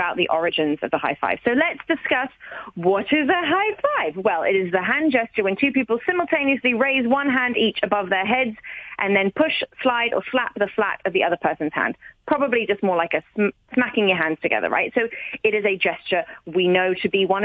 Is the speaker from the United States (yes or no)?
no; Hong Kong; growing up in Hong Kong